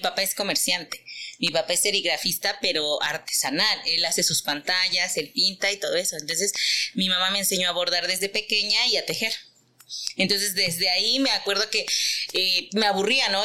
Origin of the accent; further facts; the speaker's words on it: Teziutlán, Puebla, Mexico; soy teciuteca, orgullosamente poblana de la Perla de la Sierra